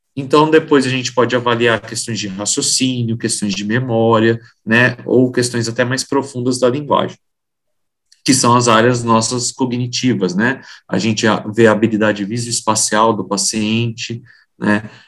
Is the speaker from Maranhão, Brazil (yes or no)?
no; Maringá, Paraná, Brazil; moved away as an adult; also born or lived in Foz do Iguaçu; now in São Paulo, Brazil; Eu me formei na Universidade Estadual de Maringá, que é a minha cidade natal